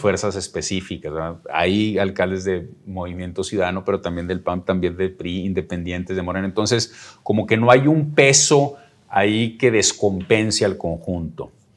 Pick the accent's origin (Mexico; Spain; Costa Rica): Mexico; Nuevo León; a mí como nuevo leonés